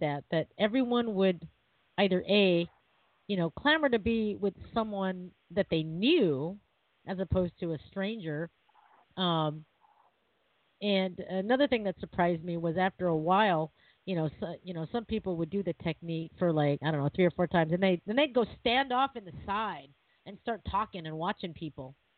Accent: Seattle, Washington, United States; I'm from Seattle

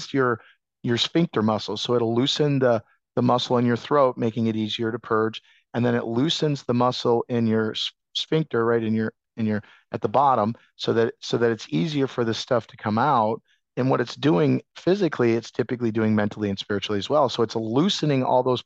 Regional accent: Iowa, United States; I come from Iowa

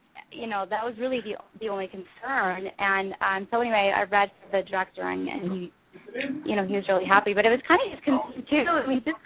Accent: Utah, United States; I'm from Utah

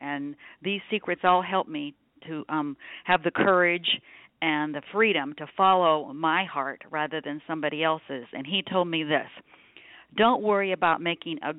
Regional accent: Nebraska, United States; now in Phoenix, United States; I was raised in Nebraska

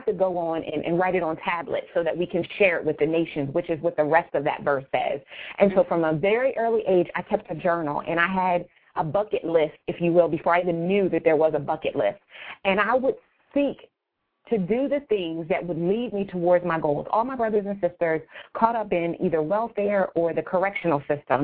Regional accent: Wilmington, Delaware, United States; now in Newark, United States; I grew up started in Wilmington, Delaware, and I now live in Newark, Delaware

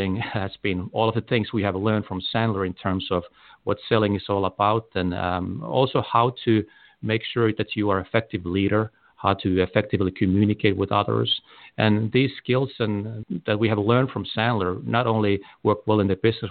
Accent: Helsinki, Uusimaa, Finland; now in United States; I was born in Helsinki, Finland

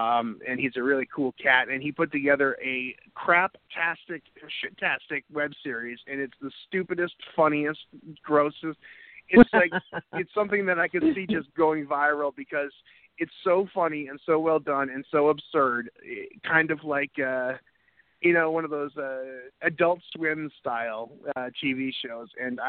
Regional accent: New England, United States; moved away; I'm from New England

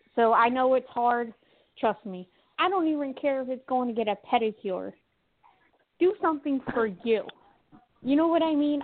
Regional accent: Delaware County, Pennsylvania, United States; now in South Jersey, United States; I'm in South Jersey, but I'm originally from Delaware County, Pennsylvania

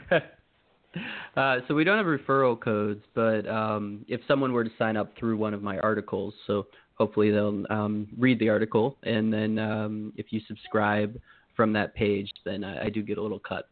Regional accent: Maryland, United States; moved away as an adult; now in Connecticut, United States; I live in Connecticut now. I grew up in Maryland

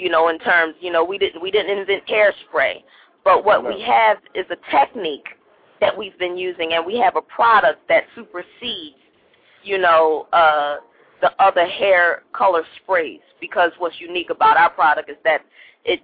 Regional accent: Philadelphia, Pennsylvania, United States; I'm from Philly

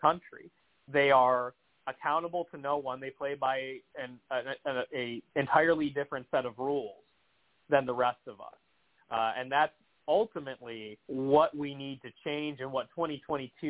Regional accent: Cleveland, Ohio, United States; growing up in Northeast Ohio or around Greater Cleveland

